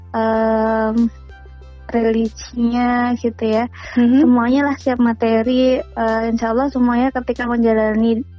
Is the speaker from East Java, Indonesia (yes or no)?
yes; Bojonegoro, East Java, Indonesia; born there; now in Surabaya, Indonesia; jadi perkenalkan … Mm-hmm. Saya asli lahirnya dari Bojonegoro. Mm-hmm. Kemudian mulai di Surabaya itu sejak 2011 karena kuliah di UNER